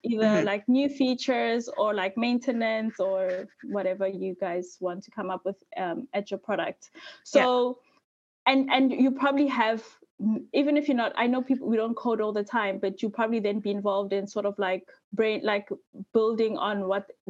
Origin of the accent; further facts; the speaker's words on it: South Africa; moved away as an adult; now in Sweden; I'm from South Africa, so I studied civil engineering